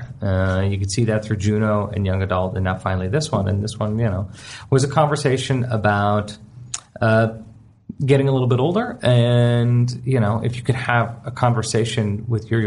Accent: Canada; I'm a Canadian

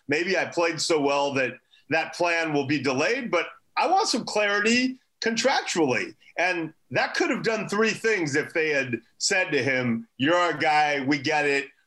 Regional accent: Los Angeles, California, United States; I, am from a very nice part of Los Angeles, and you know, I, I didn't have a tough upbringing

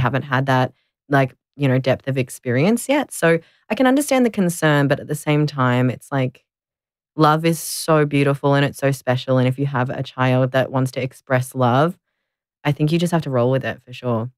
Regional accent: Melbourne, Victoria, Australia; I grew up here in Nam in Melbourne, and I've never really left

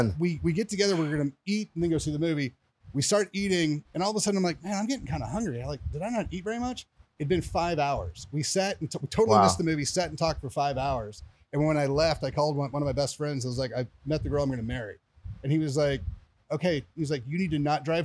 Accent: Oklahoma, United States; moved away as an adult; now in Frisco, United States; I'm in Frisco, Texas, originally from Oklahoma, but I've been in Texas for about 20 years

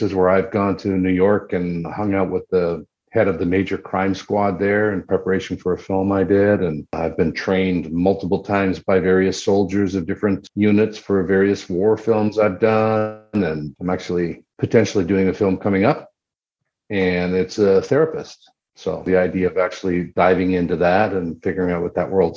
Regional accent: Wabush, Newfoundland and Labrador, Canada; I grew up in the Labrador portion of that, which is on the mainland and a tiny little mining town called Wabush.

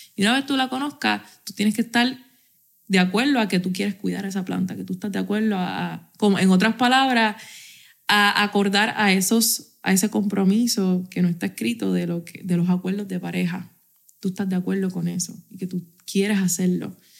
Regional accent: Puerto Rico; aquí somos boricuas y nos entendemos hablando rey y habichuela

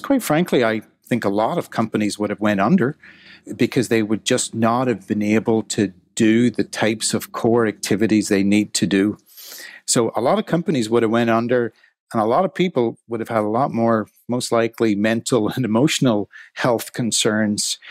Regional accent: Ireland; moved away as an adult; also born or lived in Scotland / Manchester; I grew up in Ireland in the seventies and eighties

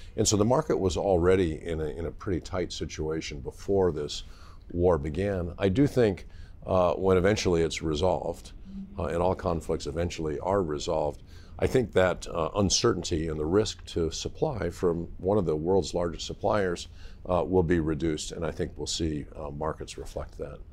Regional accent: Golden, Colorado, United States; moved away; also born or lived in Los Alamos, New Mexico; I was born in Los Alamos, New Mexico. My dad worked at the National Lab, uh, and, uh, and I grew up in, uh, Colorado, Golden, Colorado

